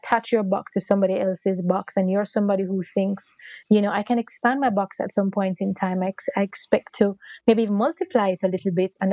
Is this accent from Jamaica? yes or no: yes; Jamaica; we are Jamaican, we're in Jamaica